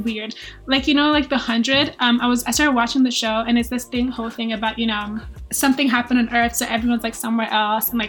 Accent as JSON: {"language": "English", "country": "Nigeria", "moved": "yes", "said": "I'm from Nigeria, so I'm not even from here, but I am here"}